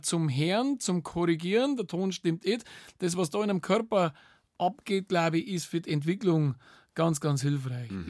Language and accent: German; Bavaria, Germany; bei uns in Bayern